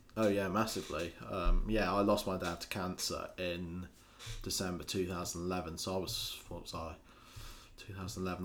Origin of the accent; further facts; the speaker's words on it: Scotland, United Kingdom; also born or lived in Lincolnshire; I spent the majority of my childhood living up in Scotland.